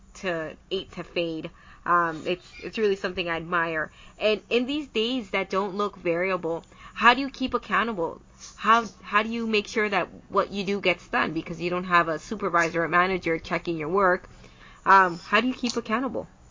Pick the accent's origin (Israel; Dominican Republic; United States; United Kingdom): Dominican Republic; moved away as an adult; now in Canada; I'm from the Dominican Republic too